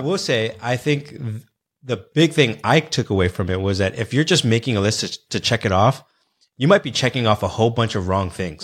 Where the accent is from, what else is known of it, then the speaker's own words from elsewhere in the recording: New York City, New York, United States; I was born and raised in New York City.